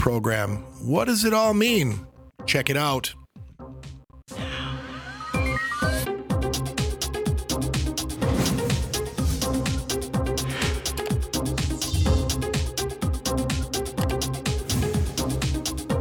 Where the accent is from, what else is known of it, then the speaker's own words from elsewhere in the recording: Wisconsin, United States; I am from Wisconsin